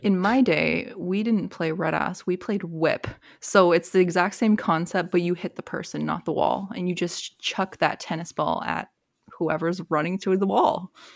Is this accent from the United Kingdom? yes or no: no; Toronto, Ontario, Canada; I grew up in Toronto